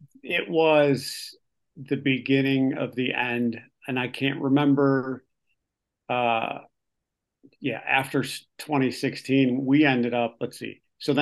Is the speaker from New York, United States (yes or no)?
no; Berwyn, Illinois, United States; I was born in Berwyn. So by birth location, I should probably be a Sox fan.